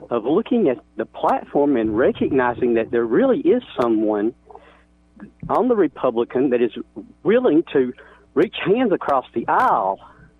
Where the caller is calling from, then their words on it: Eva, Alabama, United States; I'm calling from the Eva, Alabama area.